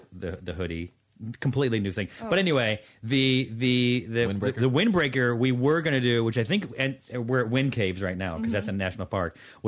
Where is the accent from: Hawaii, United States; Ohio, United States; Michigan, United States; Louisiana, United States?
Hawaii, United States; accent: Pidgin; Bro, I don't know what my accent